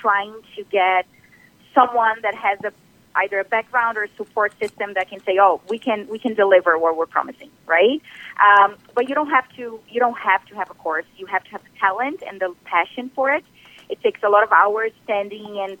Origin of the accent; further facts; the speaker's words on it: Brazil; moved away as an adult; now in Ontario, Canada; I am originally from Brazil. So I've been doing this for about 10 years back home in Brazil, and then I came to Canada